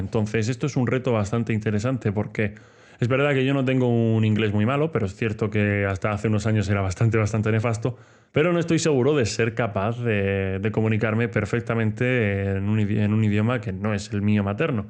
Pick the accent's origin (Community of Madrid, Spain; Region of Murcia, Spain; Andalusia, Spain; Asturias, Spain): Region of Murcia, Spain; como murciano el calor no me va a pillar por sorpresa, pero el frío sí. O sea, aquí en Murcia he visto nevar a lo mejor una o dos veces en mi vida